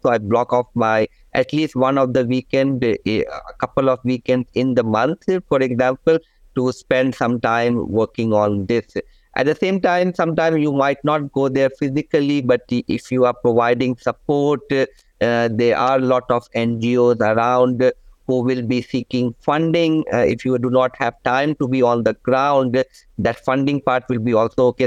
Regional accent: India; now in Malaysia; I come originally from India

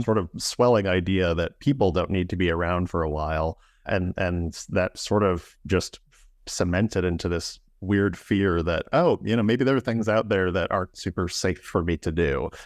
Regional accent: Indiana, United States; I'm from the Midwest here in the United States, from, uh, Indiana

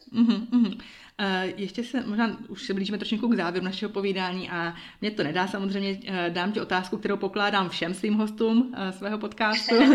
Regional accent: Uherský Brod, Zlín Region, Czechia; now in Bern, Switzerland; rodačky z Uherského rodu

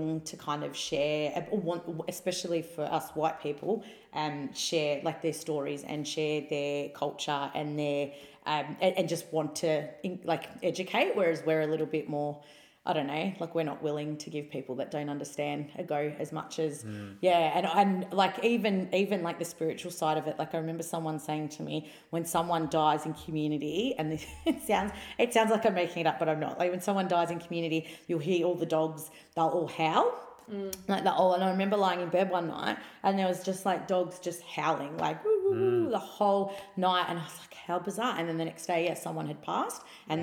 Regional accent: Melbourne, Victoria, Australia; I was a student from Australia, from Melbourne, coming to another part of Australia to learn

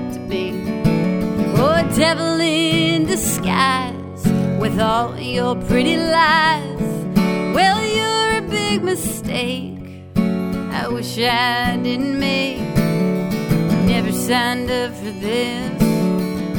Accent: East Texas, United States; moved away as an adult; also born or lived in Nashville, Tennessee; now in Cape Cod, United States; originally, I'm from East Texas.

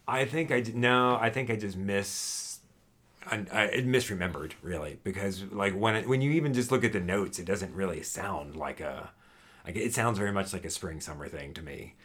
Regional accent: Houston, Texas, United States; when I was a child growing up in Texas

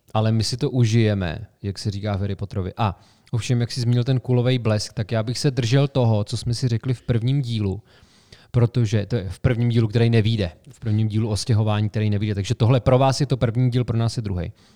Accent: Sokolov, Karlovy Vary Region, Czechia; moved away as an adult; also born or lived in Prague; now in Plzeň, Czechia; Já jsem se poprvé stěhoval na vysokou školu, že jo? ze Sokolova do Plzně.

